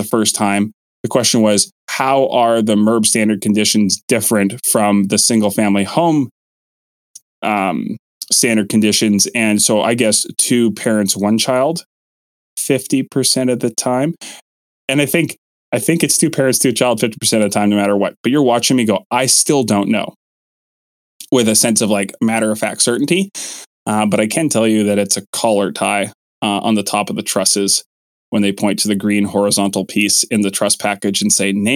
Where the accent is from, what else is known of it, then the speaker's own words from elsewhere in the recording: Kelowna, British Columbia, Canada; in my hometown, that's Kelowna Toyota